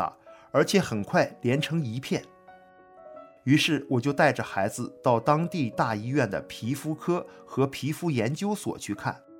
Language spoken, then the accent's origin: Chinese; Northeast China, China; 大家好，我是东北人，今年六十一岁了，